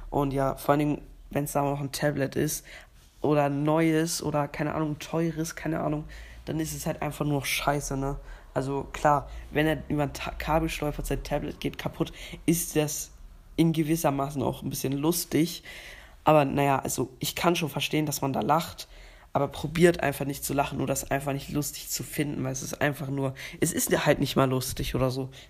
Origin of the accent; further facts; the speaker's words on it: Switzerland; Und ja, ich bin ja Schweizer, also ich habe eine Schweizer Staatsangehörigkeit und bin auch äh, ein bisschen Schweizer.